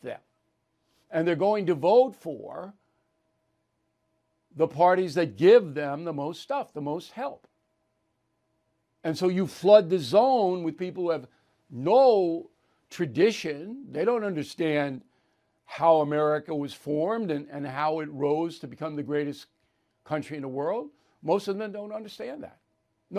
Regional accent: Long Island, New York, United States; there's a pizza place that I've gone to for 20 years on Long Island, not in my hometown

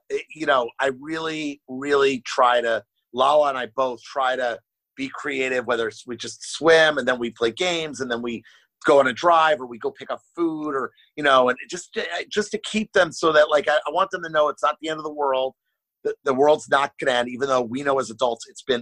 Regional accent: Miami, Florida, United States; moved away as an adult; also born or lived in New York City; now in Los Angeles, United States; I'm from Miami, born and raised, and then I went to college in New York City for 5 years.

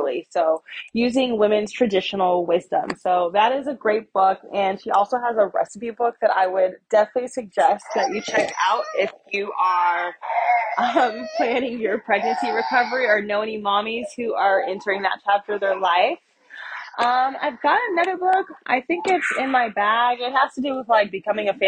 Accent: United States; I'm just American who happens to be Black.

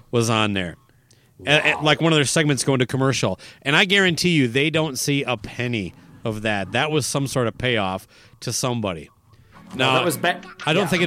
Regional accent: Owatonna, Minnesota, United States; born or raised there

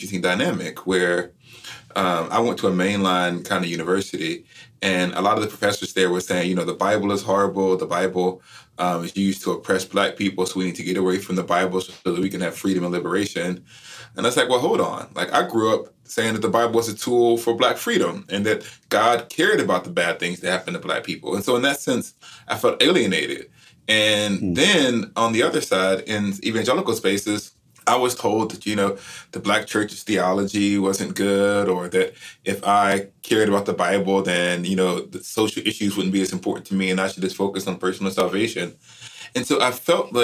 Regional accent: Alabama, United States; I grew up in Alabama

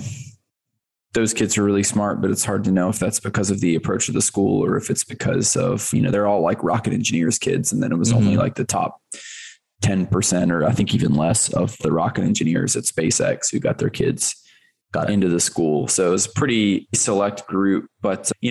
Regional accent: Virginia, United States; moved away as an adult; now in California, United States; I'm from Virginia. I went to college in Virginia

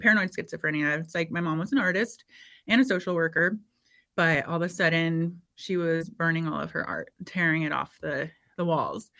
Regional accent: Indiana, United States; I grew up in Indiana

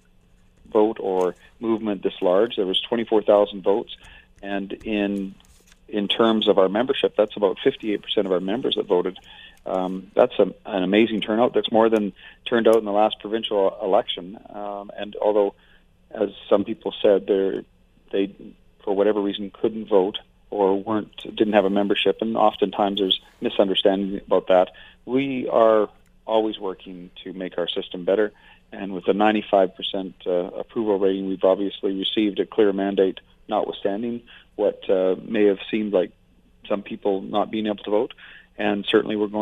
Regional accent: Fort McMurray, Alberta, Canada; I've been in Alberta more than 50 years. I'm from Fort McMurray.

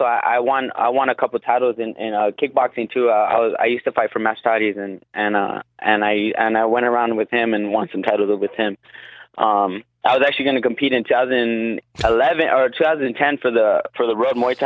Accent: Guam; now in Las Vegas, United States; I am from Guam

